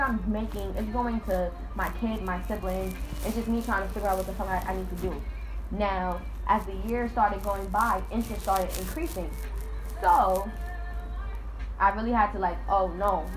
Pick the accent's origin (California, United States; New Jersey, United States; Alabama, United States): Alabama, United States; my family is black and I'm from Alabama